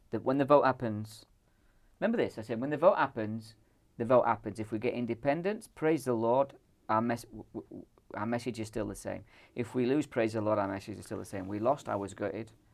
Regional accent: Ireland; now in Scotland, United Kingdom; I'm from the Republic of Ireland

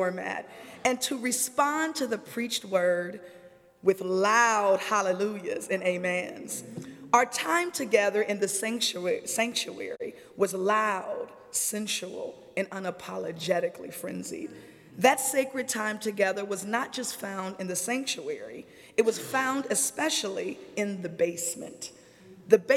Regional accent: Springfield, Illinois, United States; my hometown, Springfield, Illinois

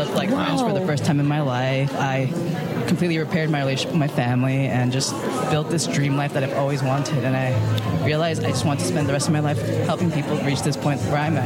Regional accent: San Francisco, California, United States; moved away as an adult; now in New York, United States; I was born and raised in San Francisco

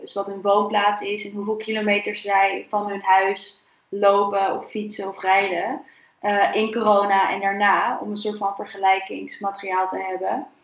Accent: Netherlands; voor mij als Nederlander

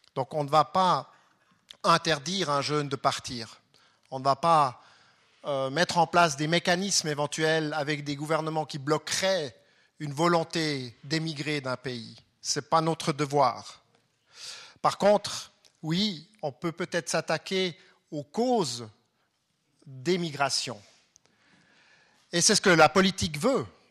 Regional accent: Fribourg, Switzerland; à Fribourg, puisque je viens de Fribourg.

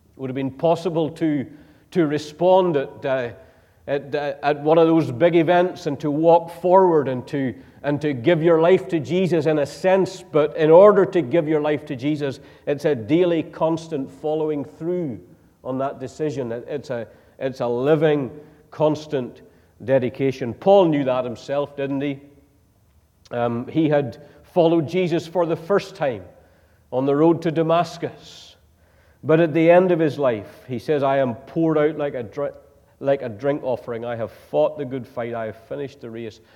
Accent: Northern Ireland, United Kingdom; moved away; I come from Northern Ireland

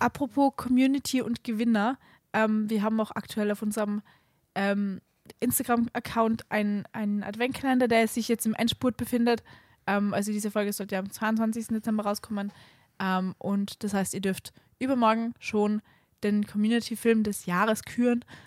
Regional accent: Salzburg, Austria; moved away; wenn ich in Salzburg fahre, mein, in meine Heimat

